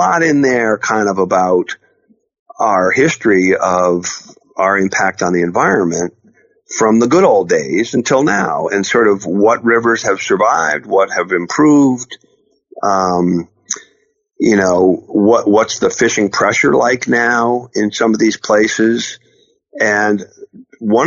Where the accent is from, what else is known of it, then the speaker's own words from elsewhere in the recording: Troy, New York, United States; moved away; I grew up in Troy, New York